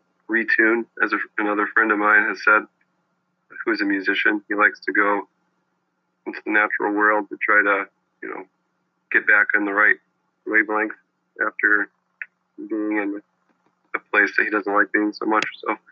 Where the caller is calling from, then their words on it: Bloomington, Indiana, United States; I'm in Bloomington, Indiana.